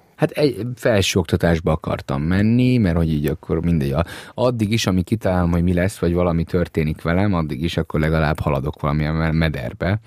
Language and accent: Hungarian; Budapest, Hungary; born or raised there; also born or lived in Transylvania (family origin)